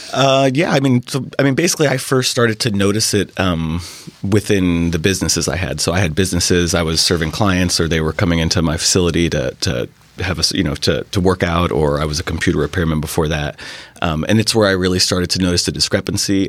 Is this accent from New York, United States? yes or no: yes; New York City, New York, United States; moved away as an adult; now in Bainbridge Island, United States; I grew up in New York City